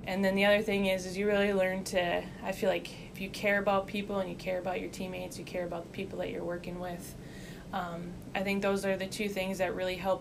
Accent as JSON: {"language": "English", "country": "United States", "tie": "born or raised there", "moved": "as an adult", "said": "University of North Dakota, just a half hour down the road. North Dakota State is an hour away from my hometown"}